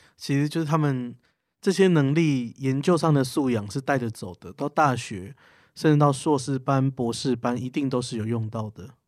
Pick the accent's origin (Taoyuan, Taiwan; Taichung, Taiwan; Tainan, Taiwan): Tainan, Taiwan; 因为我本身是台南人